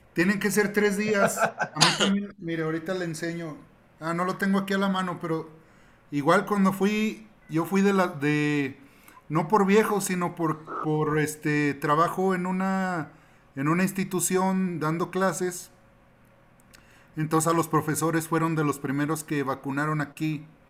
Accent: Mexico; soy puro mexicano, nacido en este suelo

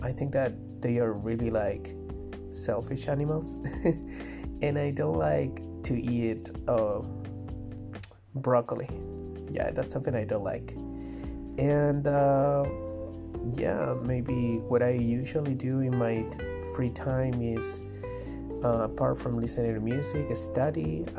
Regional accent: Valdivia, Los Ríos, Chile; I am from Valdivia, Chile. I am 26 years old.

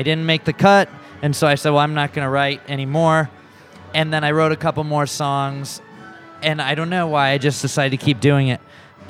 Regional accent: Louisville, Colorado, United States; now in Denver, United States; I grew up in Louisville, just right outside of Boulder, which is probably 20 minutes outside of Denver. And I've been living in Denver since I was 18 or so.

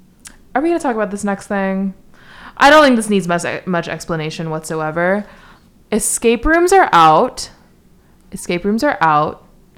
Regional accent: New York City, New York, United States; I'm from New York City

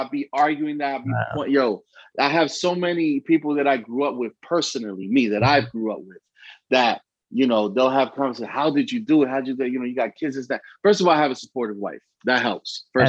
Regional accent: Bronx, New York, United States; also born or lived in Allentown; I'm originally from the Bronx and obviously from Allentown

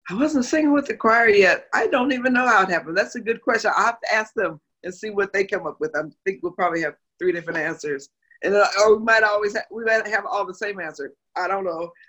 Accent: Moline, Illinois, United States; Moline, Illinois. It's about 180 miles southwest of Chicago.

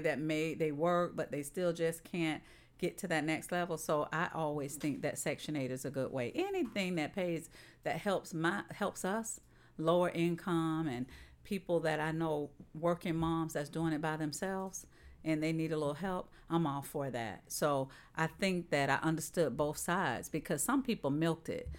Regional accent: St. Petersburg, Florida, United States; I'm from South Saint Pete

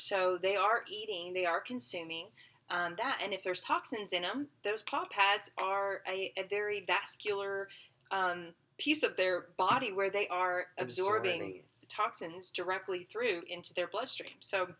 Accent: Arkansas, United States; I'm I'm from Arkansas.

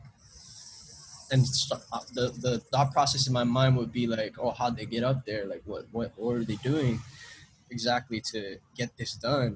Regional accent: Honolulu, Hawaii, United States; I grew up in Palolo Valley, so that's like the hood right there

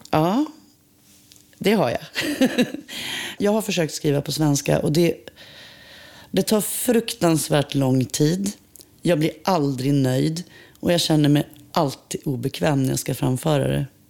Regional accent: Umeå, Västerbotten County, Sweden; moved away as an adult; also born or lived in Vilhelmina; now in Stockholm, Sweden; Jag är född i Vilhelmina i Västerbotten. Eh, vi flyttade till Umeå när jag var fem

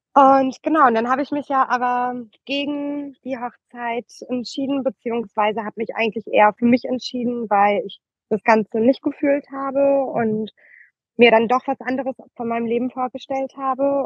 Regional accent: Oldenburg, Lower Saxony, Germany; moved away as an adult; also born or lived in Berlin; tatsächlich komme ich aus ähm, Oldenburg

